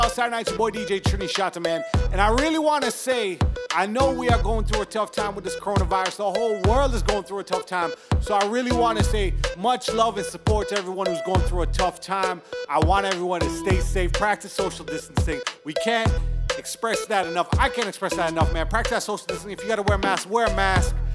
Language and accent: English; Canada; my home country. Canada